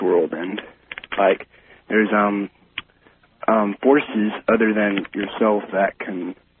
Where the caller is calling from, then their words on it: Nampa, Idaho, United States; I'm calling from Nampa, Idaho.